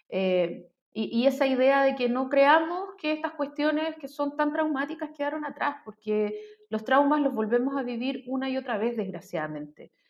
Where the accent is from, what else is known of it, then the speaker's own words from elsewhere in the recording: Chile; lo que somos como identidad chilena